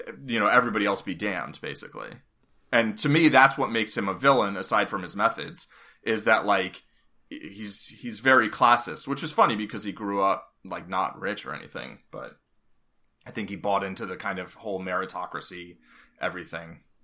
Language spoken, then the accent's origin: English; New York City, New York, United States; moved away as an adult; I grew up in Hell's Kitchen in the eighties and lived there until two, two thousand ten